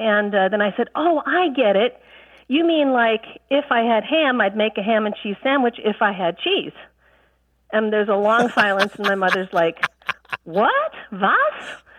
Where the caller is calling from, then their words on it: Jacksonville, Florida, United States; I'm calling from Jacksonville, Florida.